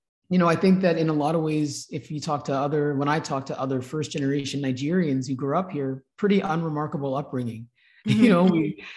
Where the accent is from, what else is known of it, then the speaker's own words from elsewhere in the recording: Manitoba, Canada; My Black experience growing up in Manitoba was amazing